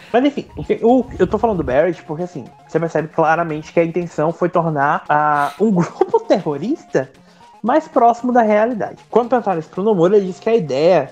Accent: Brazil; como bons brasileiros

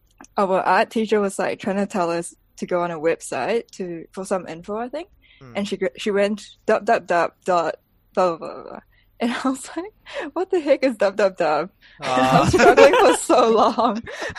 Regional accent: Malaysia; accent: Malaysian accent; first language English; now in New Zealand; when I'm in Malaysia, what's your first language? I would say English. Because I spoke to my friends in English growing up in Malaysia, mainly anyway. It's like a mix of everything, but the main language is English, Malaysian English.

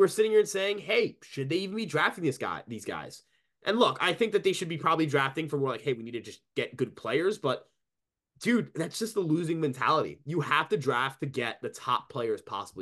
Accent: New York, United States; as a New Yorker

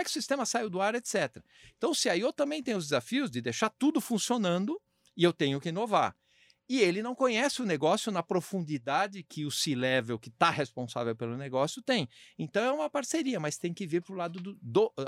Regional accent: Brazil; como brasileiro

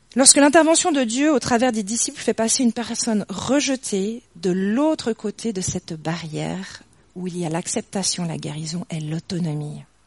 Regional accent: near Morges, Vaud, Switzerland; j'ai grandi à Yann, franchement pas très loin d'ici, de l'autre côté de Morges

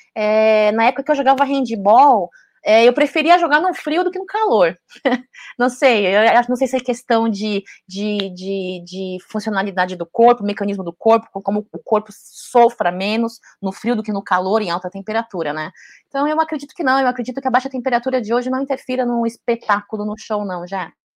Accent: Brazil; Brasil é meu país, assim, de coração, sou brasileira, né? Meus pais vieram para cá muito, muito novos

